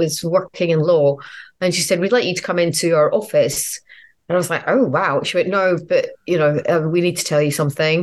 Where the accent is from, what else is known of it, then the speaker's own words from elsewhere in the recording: Edinburgh, Scotland, United Kingdom; now in London, United Kingdom; Edinburgh was amazing because it's my hometown.